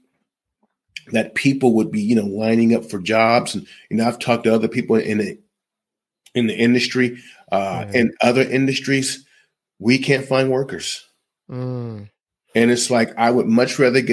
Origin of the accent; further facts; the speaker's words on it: United States; I'm an American